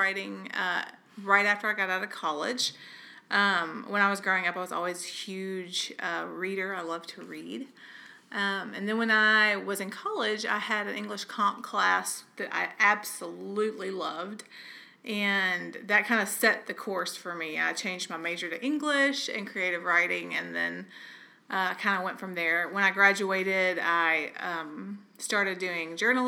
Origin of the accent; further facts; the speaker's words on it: Camden, Arkansas, United States; moved away as an adult; also born or lived in New York; I grew up in Camden, Arkansas, population 15,000.